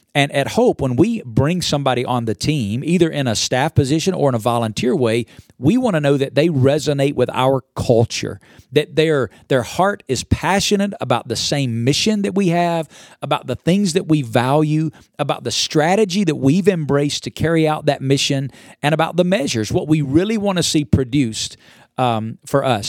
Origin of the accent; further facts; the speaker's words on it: Alabama, United States; now in Las Vegas, United States; I grew up in Alabama. I now live in Las Vegas, Nevada.